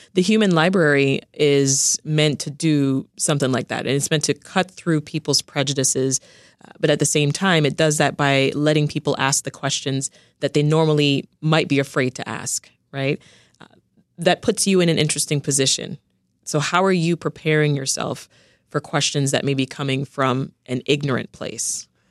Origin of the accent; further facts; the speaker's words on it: Toronto, Ontario, Canada; also born or lived in Jamaica; I spent the, the next part of my life growing up in Toronto, Canada. When we left Jamaica, that's where we went to.